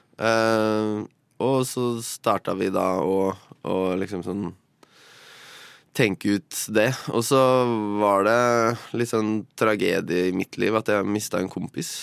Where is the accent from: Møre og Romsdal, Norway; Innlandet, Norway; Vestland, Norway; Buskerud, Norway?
Buskerud, Norway; Drammen; Jeg kommer fra Drammen